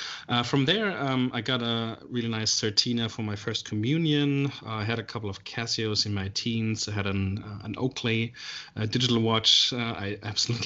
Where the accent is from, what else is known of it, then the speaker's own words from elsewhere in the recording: Germany; moved away as an adult; now in Melbourne, Australia; I'm originally from Germany. I've been living in Melbourne here in Australia for 5 years now.